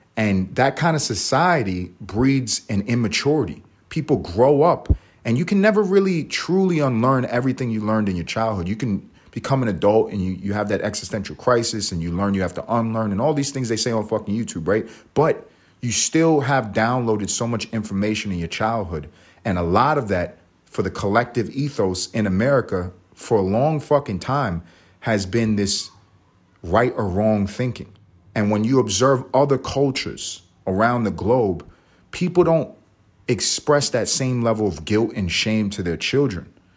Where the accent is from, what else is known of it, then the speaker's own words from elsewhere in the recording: United States; We're American